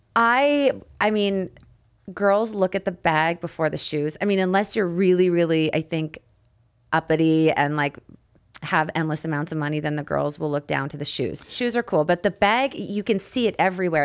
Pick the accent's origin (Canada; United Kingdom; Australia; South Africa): Canada; me being from Canada 'cause we pronounce things different